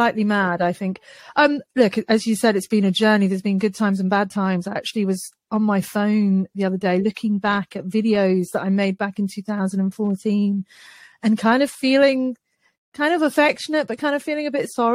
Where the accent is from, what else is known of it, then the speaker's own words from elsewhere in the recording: United Kingdom; I'm British